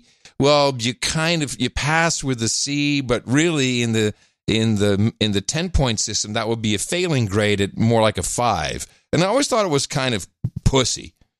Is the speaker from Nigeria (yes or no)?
no; Netherlands; moved away; Growing up in the Netherlands, in the Dutch school system